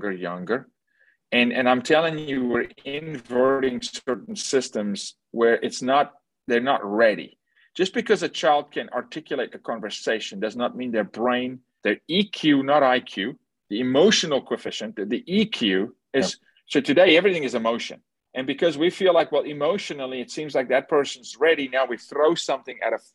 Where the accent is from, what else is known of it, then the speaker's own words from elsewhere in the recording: South Africa; I'm from South Africa, born and raised